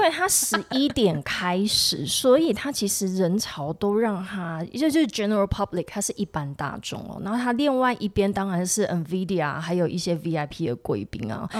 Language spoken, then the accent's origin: Chinese; Tainan, Taiwan; 我骄傲的时候是我们台南人， 台南孩子。